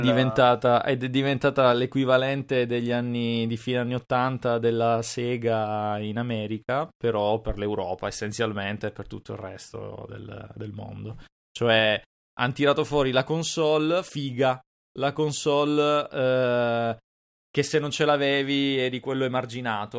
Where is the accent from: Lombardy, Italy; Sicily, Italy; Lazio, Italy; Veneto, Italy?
Sicily, Italy; Palermo area; zone mie, cioè Palermo e dintorni